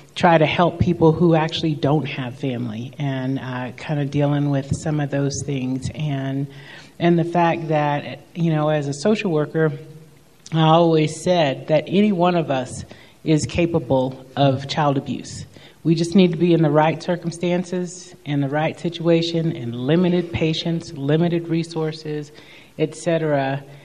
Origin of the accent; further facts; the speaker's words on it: southeast Kentucky, United States; now in Keystone, United States; from a tiny little town just in the southeast part of Kentucky